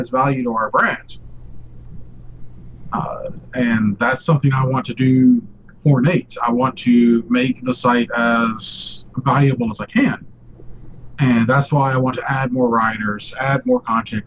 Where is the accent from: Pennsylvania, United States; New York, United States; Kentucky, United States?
Kentucky, United States; also born or lived in Ohio / Minnesota; Kentucky's home for me